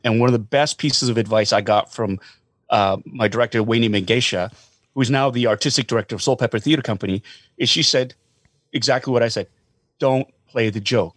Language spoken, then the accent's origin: English; Calgary, Alberta, Canada; I grew up in Calgary as well